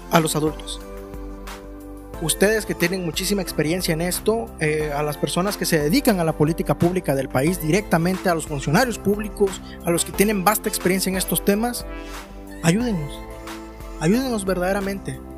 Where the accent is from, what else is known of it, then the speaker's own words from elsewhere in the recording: Mexico; también soy mexicano